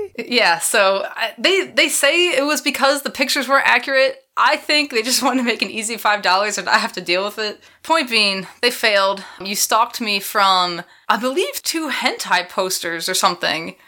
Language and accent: English; Philadelphia, Pennsylvania, United States; That's my hometown